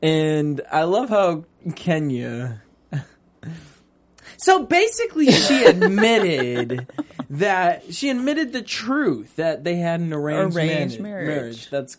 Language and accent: English; Cape Cod, Massachusetts, United States; I relate to it, but I'm from Cape Cod.